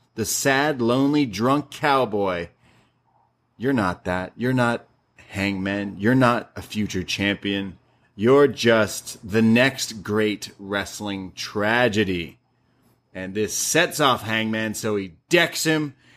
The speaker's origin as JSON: {"language": "English", "country": "Canada", "said": "I'm Canadian"}